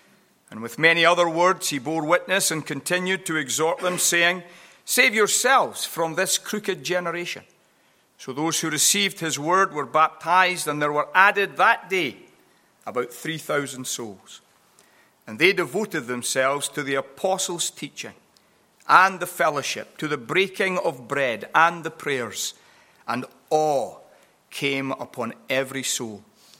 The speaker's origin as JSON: {"language": "English", "region": "California", "country": "United States", "said": "California originally, although I do have some fun with Californians regarding my accent"}